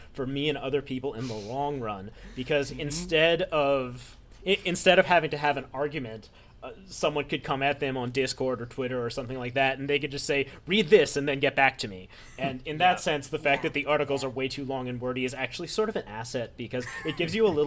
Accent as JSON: {"language": "English", "town": "New York City", "region": "New York", "country": "United States", "tie": "born or raised there", "said": "I was a lonely little baby nerd when I was growing up in New York City"}